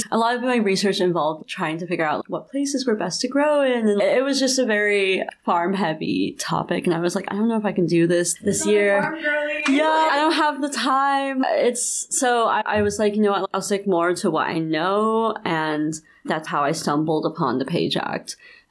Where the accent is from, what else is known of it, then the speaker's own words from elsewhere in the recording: China; born there; Actually, I'm adopted from China.